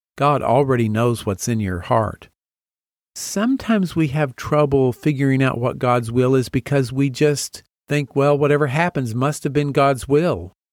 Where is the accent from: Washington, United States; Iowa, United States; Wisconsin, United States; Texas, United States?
Texas, United States; Amarillo; moved away as an adult; also born or lived in Nashville, Tennessee / Boston, Massachusetts; I grew up in Amarillo, Texas